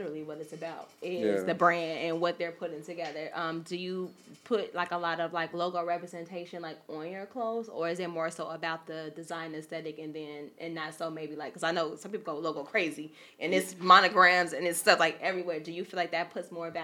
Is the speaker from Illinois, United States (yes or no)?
yes; Chicago, Illinois, United States; I'm from Chicago